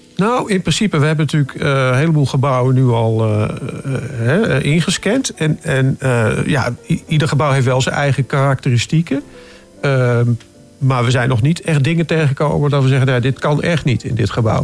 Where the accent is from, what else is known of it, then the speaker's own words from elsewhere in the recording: Driebergen, Utrecht, Netherlands; ik kom uit Driebergen